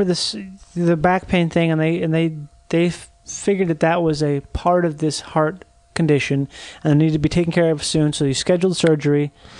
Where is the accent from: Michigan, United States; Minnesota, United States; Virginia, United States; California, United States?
Minnesota, United States; Rochester; I grew up in Rochester, Minnesota, where the Mayo Clinic is.